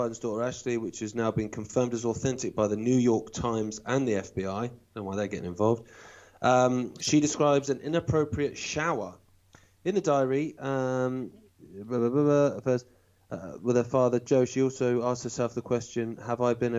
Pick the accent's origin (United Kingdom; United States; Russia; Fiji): United Kingdom; Isle of Wight, South East England; the Isle of Wight